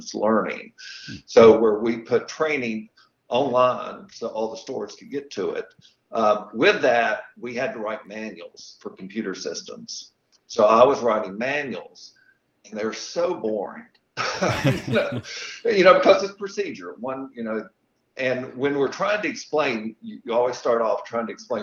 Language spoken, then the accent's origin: English; Bristol, Virginia, United States; moved away as an adult; also born or lived in Charlotte, North Carolina / Sedona, Arizona / Williamsburg, Virginia; now in Abingdon, United States; I grew up in Bristol and went to John